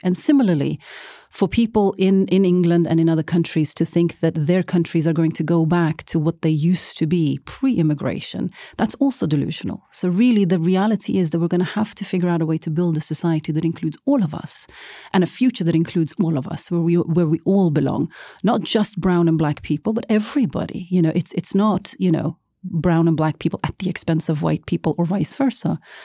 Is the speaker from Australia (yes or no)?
no; Norway; being a brown girl gro-, growing up in Norway